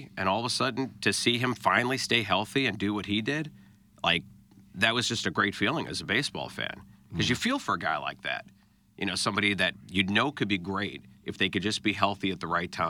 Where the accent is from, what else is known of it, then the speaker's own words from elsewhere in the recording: United States; now in St. Louis, United States; I'm from New York originally